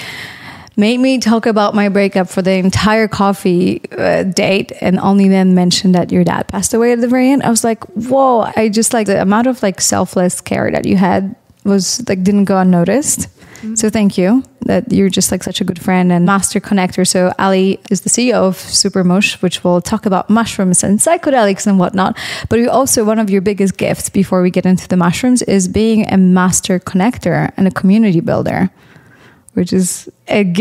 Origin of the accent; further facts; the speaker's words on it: Poland; now in United States; I grew up in Poland